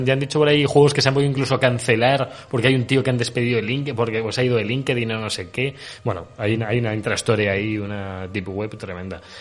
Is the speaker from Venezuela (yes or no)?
no; Spain; somos más de Sony en España